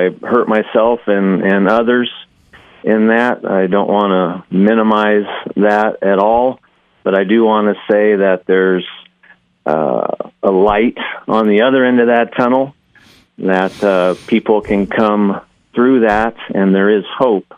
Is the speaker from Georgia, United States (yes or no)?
no; Costa Mesa, California, United States; moved away as an adult; now in Boise, United States; I'm from Southern California, Orange County, Costa Mesa specifically